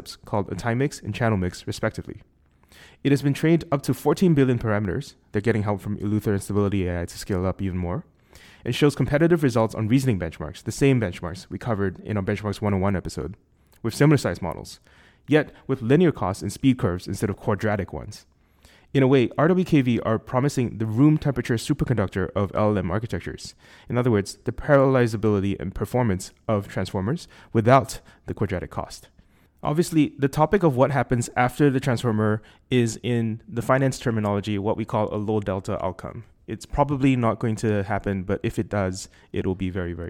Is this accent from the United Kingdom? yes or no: no; Singapore; accent: Singaporean; my Singaporean accent